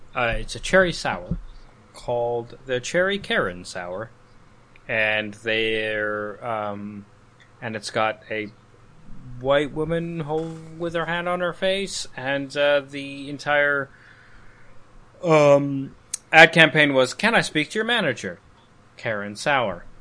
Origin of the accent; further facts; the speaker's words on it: Calgary, Alberta, Canada; this in my hometown uh, so Calgary